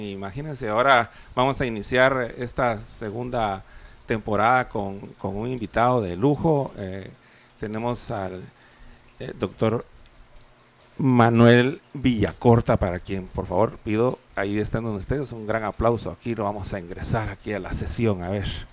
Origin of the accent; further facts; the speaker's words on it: Guatemala City, Guatemala Department, Guatemala; yo también soy capitalino y también toda mi vida viví allá